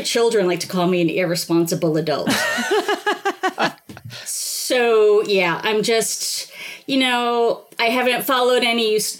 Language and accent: English; Biloxi, Mississippi, United States; born there; Well, I was born in Biloxi, Mississippi.